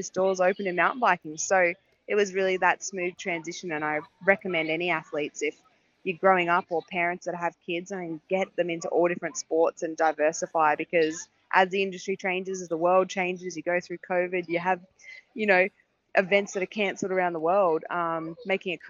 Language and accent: English; Australia; I'm obviously an Aussie